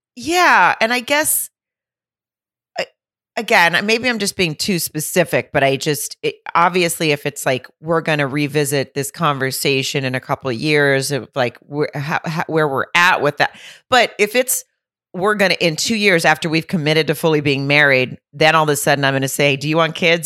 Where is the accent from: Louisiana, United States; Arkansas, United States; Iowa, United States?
Arkansas, United States; near Lowell; moved away; at the Grove in Lowell, which is right outside my hometown